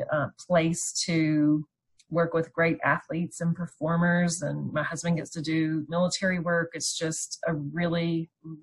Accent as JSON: {"language": "English", "region": "North Carolina", "country": "United States", "also_born_or_lived": "Memphis, Tennessee", "moved": "yes", "lives_now": "Las Vegas, United States", "said": "I'm from North Carolina"}